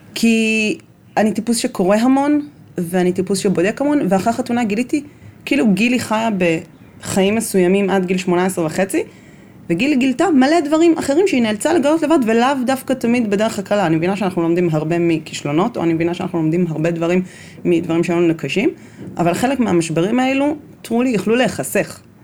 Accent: Bnei Brak, Tel Aviv District, Israel; גדלתי בבני ברק

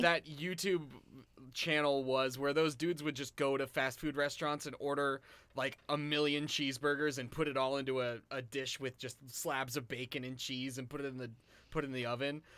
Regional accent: Virginia, United States; we're from Virginia, but we're from the D C area of Virginia. We were raised by two New Yorkers

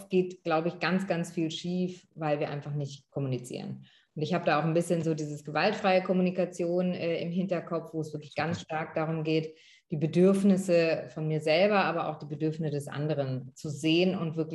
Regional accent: Northern Germany, Germany; ich und meine Geschwister, wir sind äh, in Norddeutschland aufgewachsen und äh, zur Schule gegangen

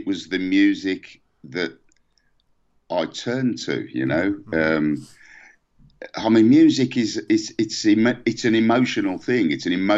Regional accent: England, United Kingdom; we're English

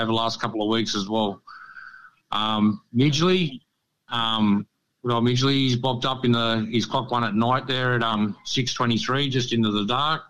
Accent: Sydney, New South Wales, Australia; also born or lived in Canberra / Central Coast; now in Queensland, Australia; I grew up in Sydney

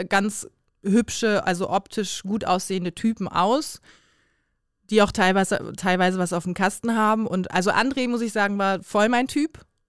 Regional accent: Bremen, Germany; now in Cologne, Germany; komme gebürtig aus Bremen, wohne jetzt aber in Köln

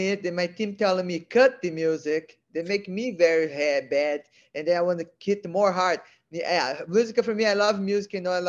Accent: Brazil; English is a second language; now in California, United States; Brazil. No, you know, I love living in America because I've been learning a lot, you know, wrestling, jiu-jitsu.

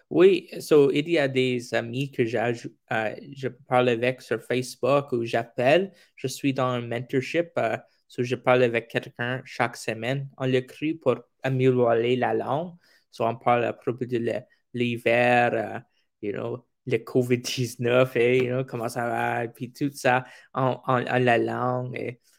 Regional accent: Gimli, Manitoba, Canada; first language English; French is a second language; C'est anglais première parce que je suis au Manitoba

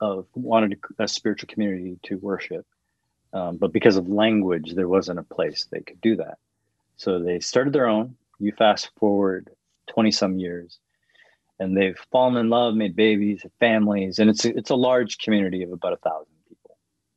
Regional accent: Canada; Because culturally, I am Canadian.

